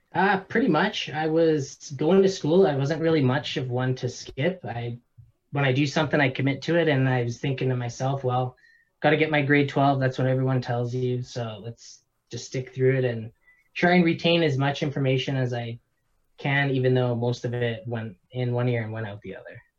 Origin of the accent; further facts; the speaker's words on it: Canada; born and raised in Canada